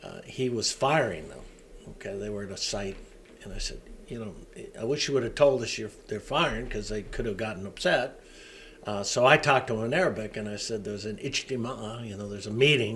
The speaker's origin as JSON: {"language": "English", "town": "Seattle", "region": "Washington", "country": "United States", "said": "I'm from Seattle"}